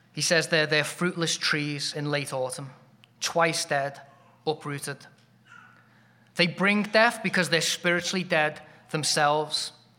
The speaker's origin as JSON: {"language": "English", "region": "England", "country": "United Kingdom", "said": "as an Englishman, that sounds like a compliment, 'cause I grew up in a giant cold shower"}